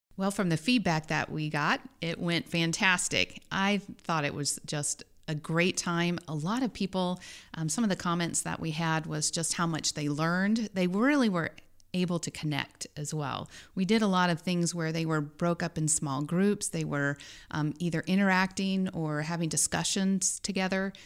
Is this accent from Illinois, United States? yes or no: no; Dodge City, Kansas, United States; moved away as an adult; also born or lived in Denver, Colorado; now in Columbia, United States; I grew up in Dodge City, western Kansas